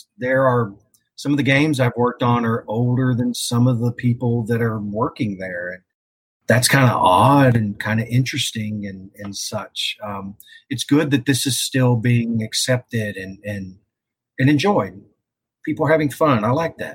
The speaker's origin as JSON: {"language": "English", "region": "Texas", "country": "United States", "tie": "born or raised there", "also_born_or_lived": "Seattle", "moved": "as an adult", "lives_now": "Pacific Northwest, United States", "said": "I was born and raised in Texas, had never really left much"}